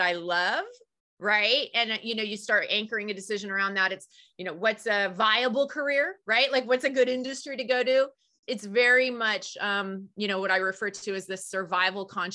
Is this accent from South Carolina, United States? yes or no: no; the Bay Area, California, United States; I grew up in the Bay Area